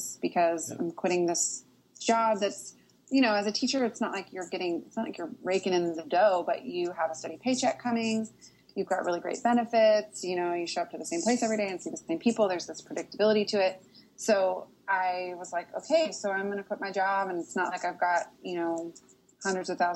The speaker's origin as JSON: {"language": "English", "town": "Portland", "region": "Oregon", "country": "United States", "tie": "born or raised there", "moved": "yes", "lives_now": "Nashville, United States", "said": "I grew up in Portland"}